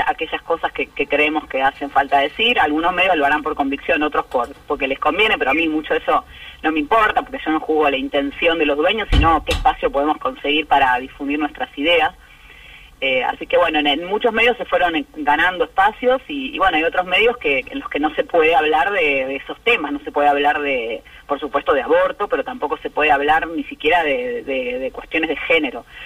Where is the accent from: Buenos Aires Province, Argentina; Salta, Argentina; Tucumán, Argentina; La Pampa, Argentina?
Buenos Aires Province, Argentina; San Isidro; yo crecí en San Isidro y nos juntábamos en una esquina muy muy tradicional que hay en Acasuso